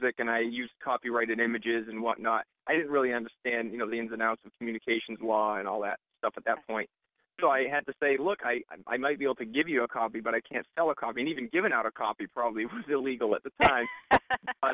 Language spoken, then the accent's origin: English; Dartmouth, Massachusetts, United States; I grew up in Dartmouth, about 8 miles down the road from the State Forest main entrance